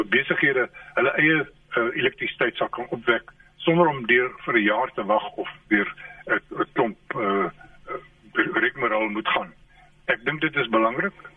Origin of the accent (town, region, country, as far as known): South Africa